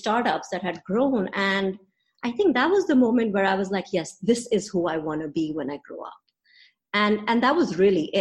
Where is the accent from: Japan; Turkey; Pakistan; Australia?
Pakistan; Karachi, Sindh; moved away as an adult; also born or lived in Princeton, United States / Boston, United States; now in Lahore, Pakistan; I grew up in Karachi. I'm a Pakistan girl, went to high school here in Karachi